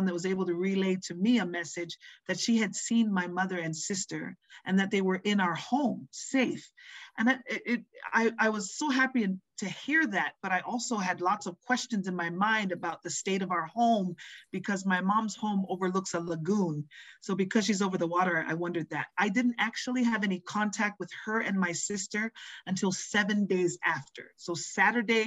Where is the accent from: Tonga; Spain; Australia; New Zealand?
Tonga; moved away; also born or lived in Hawaii; I was born in Hawaii but raised in Tonga